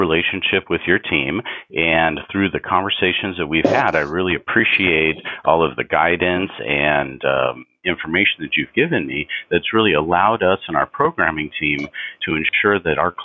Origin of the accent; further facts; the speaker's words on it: Southern California, United States; moved away as an adult; I'm from Southern California, born there, native there, went to high school there, college there, and lived there for the first 50 years of my life